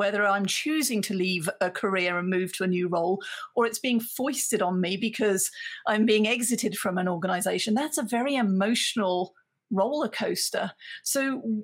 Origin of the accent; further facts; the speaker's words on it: United Kingdom; as a British woman, certainly as I grew up